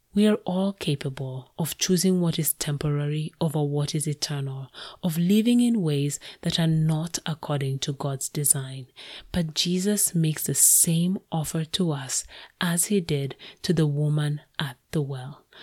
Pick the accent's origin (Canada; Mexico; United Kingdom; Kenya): Kenya; moved away as an adult; now in United States; I moved to the US from my home country, Kenya